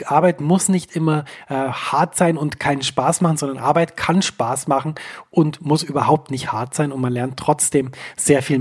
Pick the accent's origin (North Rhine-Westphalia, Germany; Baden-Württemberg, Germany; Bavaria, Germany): Bavaria, Germany; Ich fand das immer wahnsinnig toll, denn ähm, ich komme aus Bayern. Für mich war das immer sehr, sehr nah, Dinge so auszudrücken.